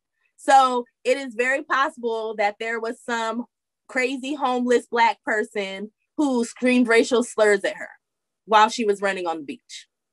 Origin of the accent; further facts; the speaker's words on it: United States; And we're like 8, 9, 10 generations deep, but we're not American.